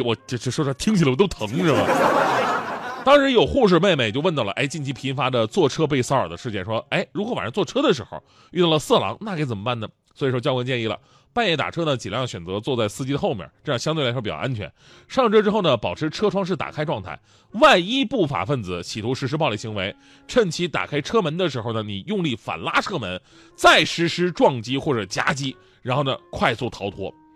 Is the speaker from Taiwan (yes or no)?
no; Changchun, Jilin, China; 我上初中那会儿，就是在我们长春那边儿